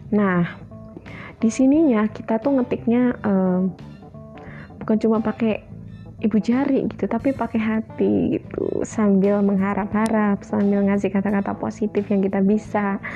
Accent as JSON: {"language": "Indonesian", "region": "Java", "country": "Indonesia", "said": "saking seringnya gitu nih aku kan dari Jawa"}